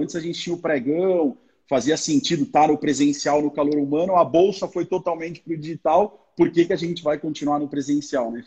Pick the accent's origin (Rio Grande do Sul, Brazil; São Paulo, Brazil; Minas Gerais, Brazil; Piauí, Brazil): São Paulo, Brazil; moved away as an adult; sou da cidade de São Paulo, né? Nessa época eu morava em São Paulo, agora mudei para o interior